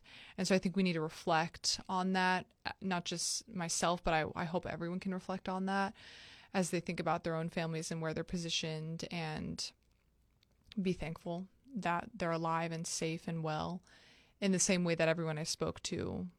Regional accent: Tampa, Florida, United States; I'm from Tampa

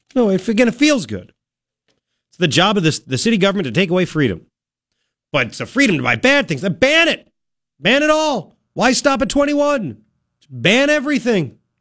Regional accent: Commack, New York, United States; my hometown of Comac

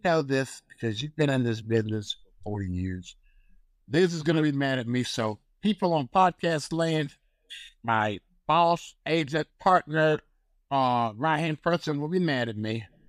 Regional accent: North Carolina, United States; I come from North Carolina

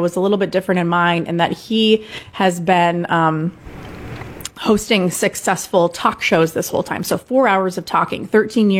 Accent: Des Moines, Iowa, United States; moved away; This job offer came through out of seemingly out of nowhere in my hometown, right by my family

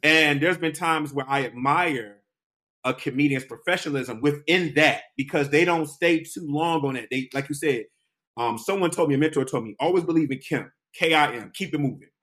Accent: Detroit, Michigan, United States; moved away; also born or lived in New York; I'm a Detroit native

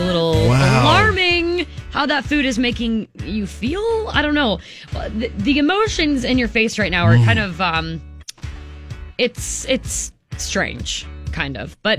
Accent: Unadilla, United States; my lovely hometown of Unadilla.

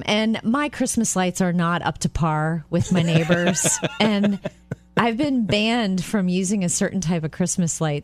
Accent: Jupiter, Florida, United States; moved away; my hometown of Jupiter, Florida

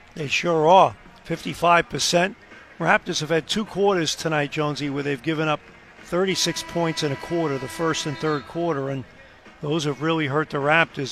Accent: New York, United States; growing up in New York

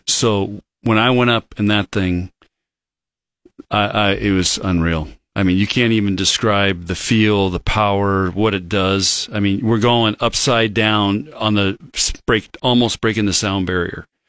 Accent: Chula Vista, California, United States; now in Nebraska, United States; I grew up in Chula Vista as a kid

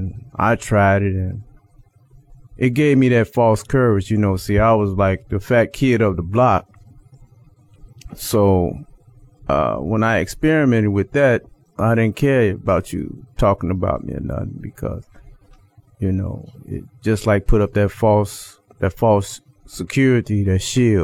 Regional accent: Chicago, Illinois, United States; I'm from Chicago, Illinois.

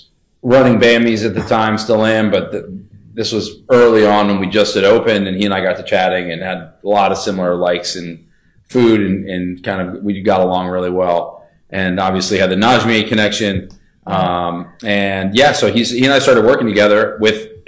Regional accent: McLean, Virginia, United States; also born or lived in San Francisco; I grew up in McLean, where there's a large Iranian population.

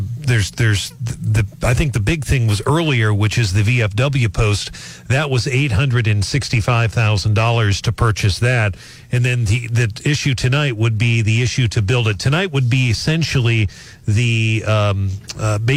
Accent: North St. Louis County, Missouri, United States; growing up in North St. Louis County

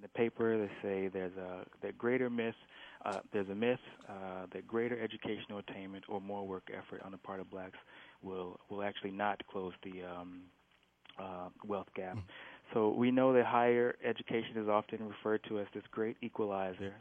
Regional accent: Minneapolis, Minnesota, United States; moved away as an adult; also born or lived in St. Paul / New York; I grew up grew up in North Minneapolis

